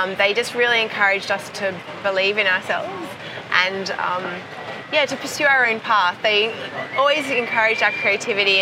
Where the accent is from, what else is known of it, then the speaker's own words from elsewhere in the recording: Perth, Western Australia, Australia; Perth, my hometown in Australia